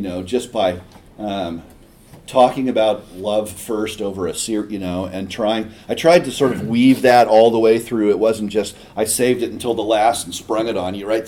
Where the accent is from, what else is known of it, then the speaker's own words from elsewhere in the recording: Eugene, Oregon, United States; I grew up in Eugene.